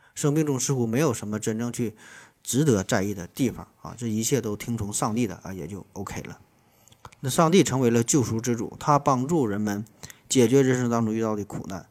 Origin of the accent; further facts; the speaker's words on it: China; 我们中国人